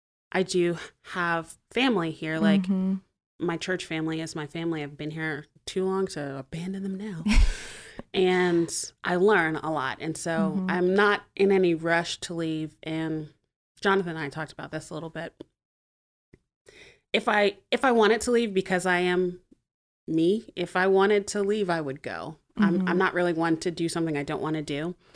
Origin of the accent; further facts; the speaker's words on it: Montgomery, United States; also born or lived in New Hampshire / Texas / Florida; So anyway, I guess I'm from Montgomery. I say I'm mostly from Montgomery. My dad was in the Air Force, so we moved around a bit. I was born in New Hampshire. Oh. I've lived in Texas and Florida.